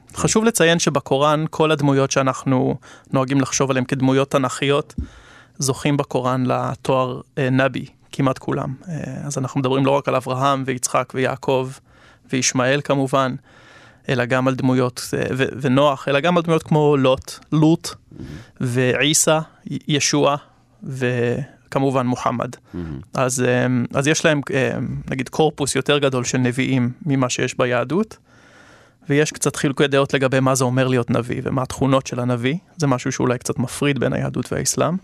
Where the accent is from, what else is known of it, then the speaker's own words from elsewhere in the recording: Jerusalem, Jerusalem District, Israel; also born or lived in Canberra, Australia; אני יליד ירושלים